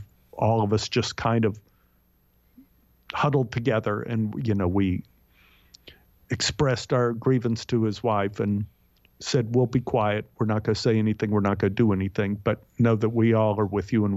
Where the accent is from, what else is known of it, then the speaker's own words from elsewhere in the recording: Dallas, Texas, United States; moved away as an adult; now in Los Angeles, United States; my neighborhood in Oak Cliff, Texas